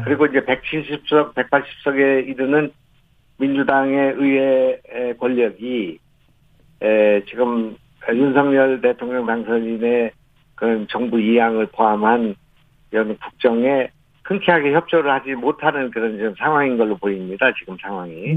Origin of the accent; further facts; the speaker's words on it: North Chungcheong, South Korea; moved away; also born or lived in Gyeonggi Province; 제 고향이 이제 충청북도이고 거기서 자랐고, 예. 낳고